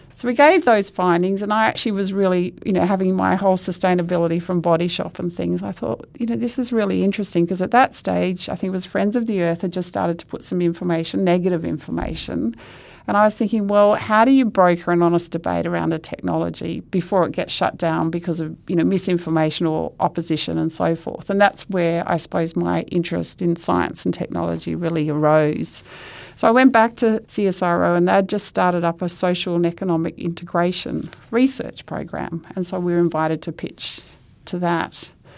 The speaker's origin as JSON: {"language": "English", "town": "Perth", "region": "Western Australia", "country": "Australia", "tie": "born or raised there", "said": "I grew up in Perth"}